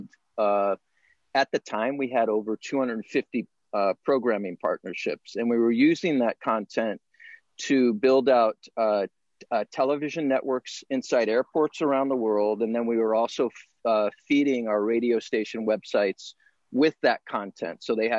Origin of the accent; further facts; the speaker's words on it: Monterey Park, California, United States; I grew up in Monterey Park, California, which is just one city away from East LA.